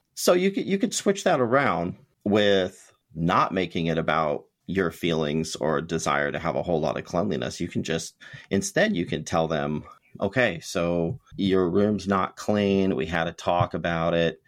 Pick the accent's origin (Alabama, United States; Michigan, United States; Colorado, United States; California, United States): California, United States; Ventura; I grew up in the Ventura, California area